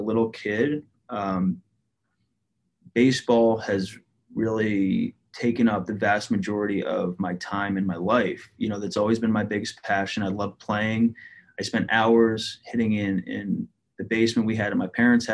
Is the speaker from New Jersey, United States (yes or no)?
yes; Cherry Hill, New Jersey, United States; I grew up in Cherry Hill in a pretty observant Jewish household